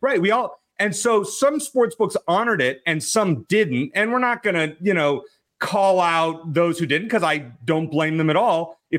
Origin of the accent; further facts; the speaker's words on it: Phoenix area, Arizona, United States; he's in my hometown